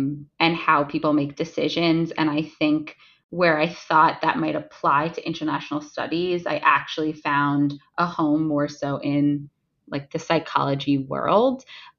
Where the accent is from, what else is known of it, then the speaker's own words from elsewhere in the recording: New Jersey, United States; moved away as an adult; also born or lived in Ohio; now in New York City, United States; I grew up in New Jersey, just a stone's throw away from where I live now in New York City. I grew up in a very residential area.